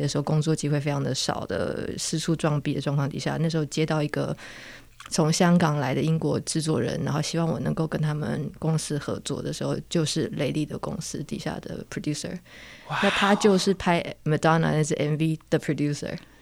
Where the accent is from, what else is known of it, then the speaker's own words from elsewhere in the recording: Penghu County, Taiwan; 我小时候在澎湖生长的时候，十六岁的时候